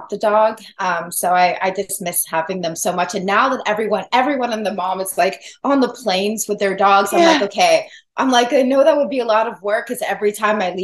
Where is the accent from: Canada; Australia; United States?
United States; Los Angeles, California; also born or lived in San Diego; I'm from